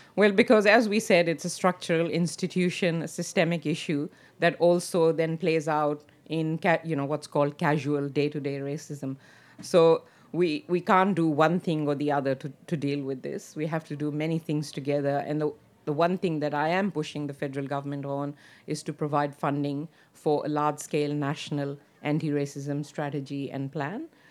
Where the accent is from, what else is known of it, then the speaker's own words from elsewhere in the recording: Pakistan; now in Australia; I come from Pakistan